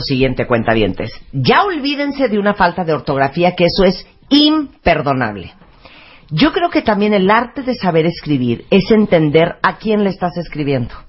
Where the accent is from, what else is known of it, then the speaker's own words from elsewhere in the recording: Mexico; del carisma que tenemos los mexicanos